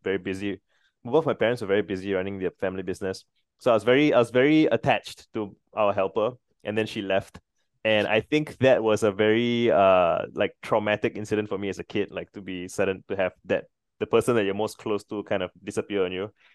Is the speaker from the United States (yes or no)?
no; Singapore; so I'm Singaporean